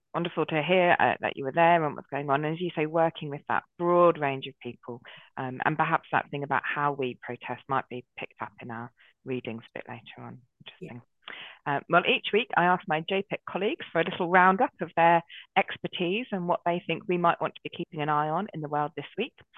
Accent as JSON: {"language": "English", "town": "Brighton", "region": "South East England", "country": "United Kingdom", "tie": "born or raised there", "also_born_or_lived": "Oxfordshire / Dorset", "moved": "yes", "lives_now": "London, United Kingdom", "said": "I grew up in Brighton"}